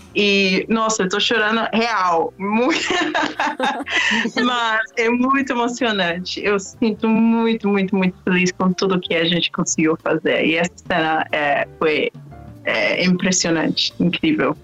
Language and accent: Portuguese; London, United Kingdom; moved away as an adult; also born or lived in Oxford / Washington, D.C. / Peru; nasci, nasci em Londres, em um bairro super humilde